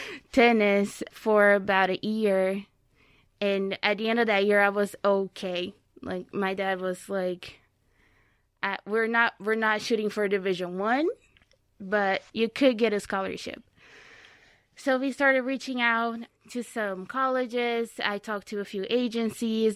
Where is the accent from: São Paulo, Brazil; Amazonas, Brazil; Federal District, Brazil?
São Paulo, Brazil; Itapira; English is a second language; moved away as an adult; now in Fort Wayne, United States; I am from São Paulo State, but I grew up in a very small city called Itapira.